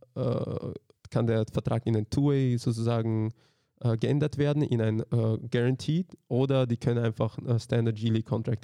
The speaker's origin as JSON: {"language": "German", "country": "Austria", "tie": "born or raised there", "also_born_or_lived": "Slovakia", "said": "ich bin halt in Österreich aufgewachsen"}